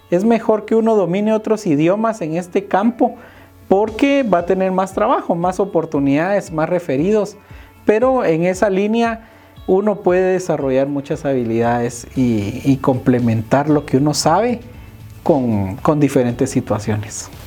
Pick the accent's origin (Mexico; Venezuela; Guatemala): Guatemala; debemos romper como sociedad guatemalteca